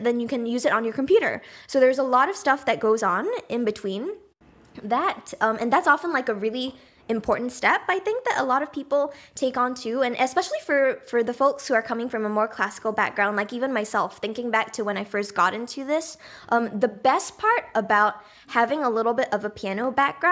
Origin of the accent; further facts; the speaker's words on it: Singapore; moved away; I grew up in Singapore, but half of my family, my dad's side is actually from the Netherlands